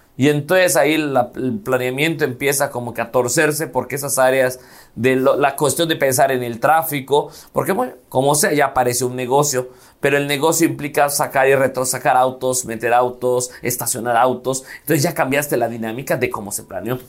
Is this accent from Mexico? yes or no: yes; Mérida, Yucatán, Mexico